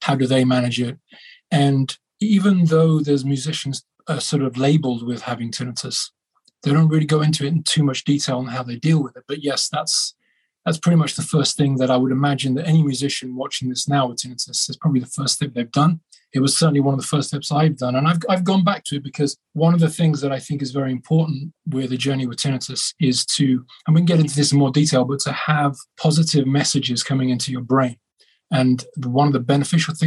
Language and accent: English; Birmingham, West Midlands, United Kingdom; my hometown in Birmingham in England